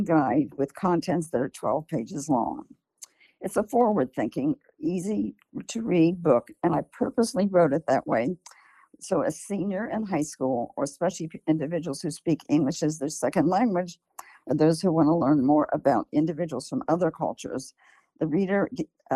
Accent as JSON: {"language": "English", "town": "Columbus", "region": "Ohio", "country": "United States", "tie": "born or raised there", "moved": "yes", "lives_now": "California, United States", "said": "I grew up in Columbus, Ohio, and my parents fled Nazi Germany"}